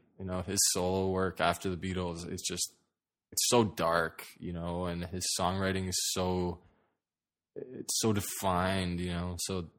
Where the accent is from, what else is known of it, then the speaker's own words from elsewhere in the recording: Toronto, Ontario, Canada; Yeah, North York. I mean, I guess that counts.